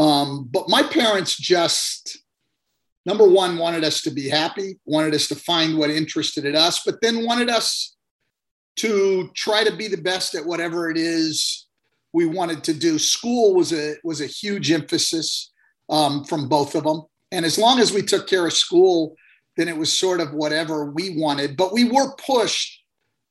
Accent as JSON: {"language": "English", "region": "Northern California", "country": "United States", "tie": "born or raised there", "said": "I grew up in Northern California"}